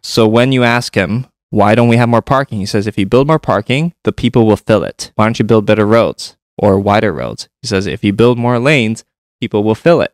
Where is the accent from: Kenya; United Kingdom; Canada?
Canada; Toronto, Ontario; growing up in Toronto